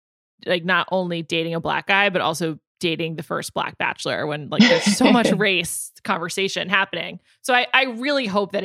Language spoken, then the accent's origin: English; New York City, New York, United States; also born or lived in Chicago / San Francisco / Los Angeles; I know I sound like an ignorant northerner, but like, it's all I know, you know, I grew up in New York City.